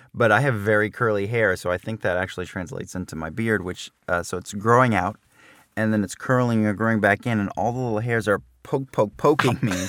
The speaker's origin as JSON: {"language": "English", "region": "New Jersey", "country": "United States", "said": "I'm from New Jersey"}